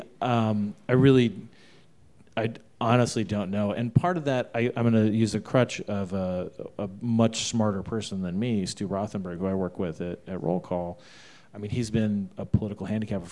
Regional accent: Arizona, United States; moved away; I'm from Arizona

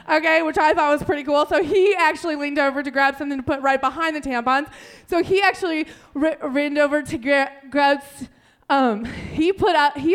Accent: Chicago, Illinois, United States; I'm, I'm from Chicago.

